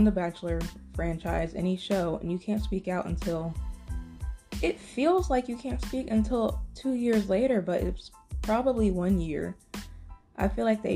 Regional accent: West Virginia, United States; moved away; I was from West Virginia, so I've been going to PWIs all my life

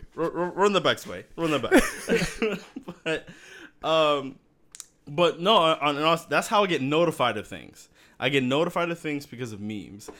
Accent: Miami, Florida, United States; also born or lived in Massachusetts; I was born in Miami

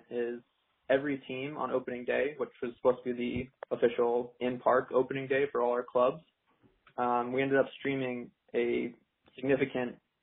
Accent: Kennebunk, Maine, United States; I'm from Kennebunk, Maine, born and raised in New England

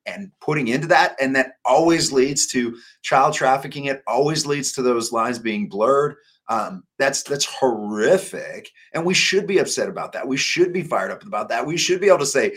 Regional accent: Oregon, United States; I was born in Oregon. I still have family and relatives in Oregon

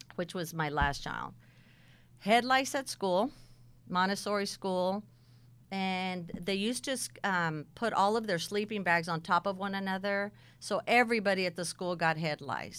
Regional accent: Texas, United States; also born or lived in San Bernardino, California; we moved to Texas, and probably about the age of fifteen

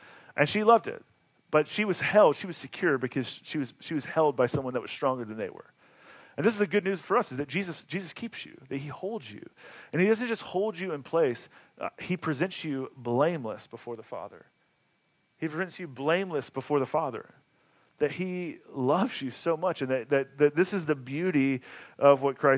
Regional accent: Atlanta, Georgia, United States; moved away; I grew up in Atlanta

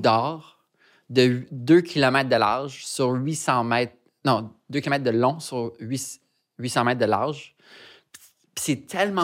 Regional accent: Montreal, Quebec, Canada; J'ai grandi dans le West Island de Montréal, qui est comme la banlieue.

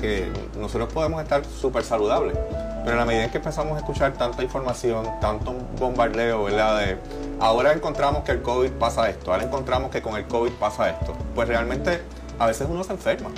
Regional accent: Puerto Rico; nosotros como puertorriqueños

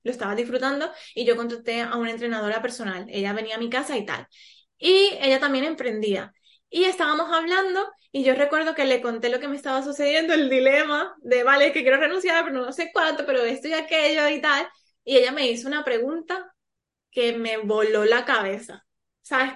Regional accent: Colombia; moved away as an adult; now in Spain; Yo soy colombiana y hace siete años vivo aquí en España, ahora también soy española.

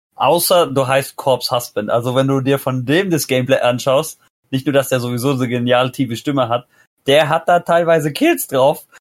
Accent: Hesse, Germany; Ich bin der Erste, der in Hessen geboren ist

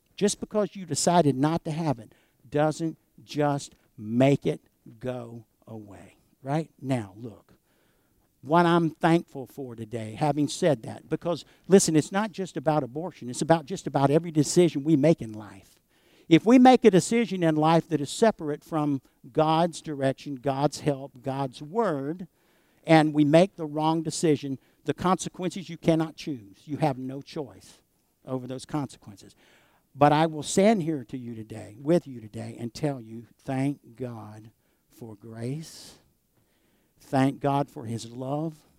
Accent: United States; as American Christians

